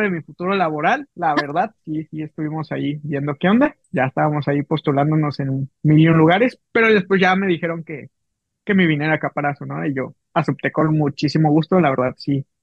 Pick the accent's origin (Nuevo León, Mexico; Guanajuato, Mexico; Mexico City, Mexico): Mexico City, Mexico; moved away as an adult; also born or lived in Veracruz; now in Ciudad Obregón, Mexico; Soy chilango, yo soy chilango